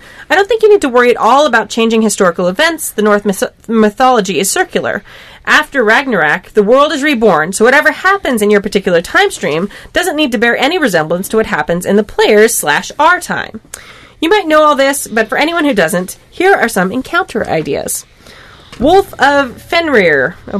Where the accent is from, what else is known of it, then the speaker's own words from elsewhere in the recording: Denmark; English is a second language; I'm from Denmark. We have a lot. We know we had a lot about Vikings